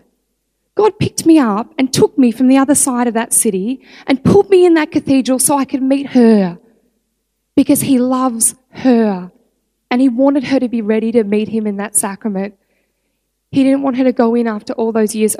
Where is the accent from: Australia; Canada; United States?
Australia; I'm Australian